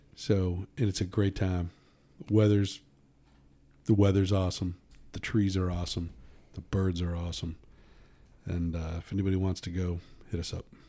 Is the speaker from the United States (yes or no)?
yes; United States; I'm from the United States.